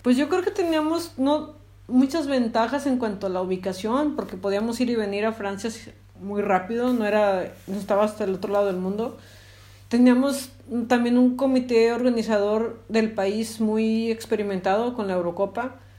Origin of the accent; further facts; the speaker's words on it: Zacatecas, Mexico; soy de Zacatecas